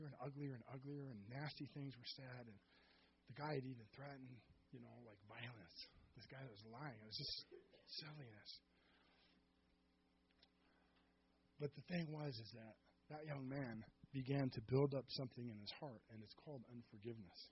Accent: Seattle, Washington, United States; also born or lived in Auburn, Washington; I was born and raised in Seattle

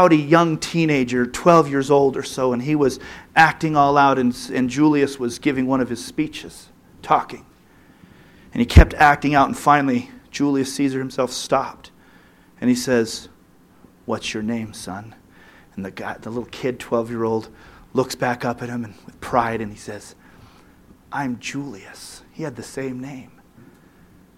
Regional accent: United States; as an American

